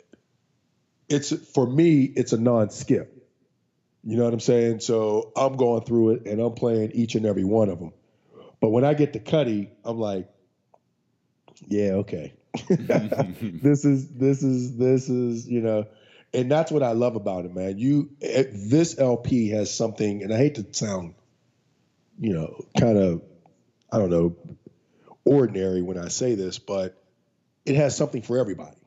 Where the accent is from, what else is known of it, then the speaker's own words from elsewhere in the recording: United States; my hometown of Coriopolis